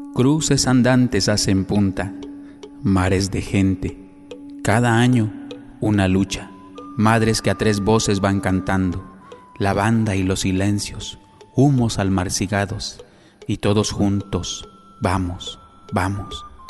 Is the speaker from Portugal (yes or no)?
no; Chilpancingo, Guerrero, Mexico; Nací en Chilpancingo Guerrero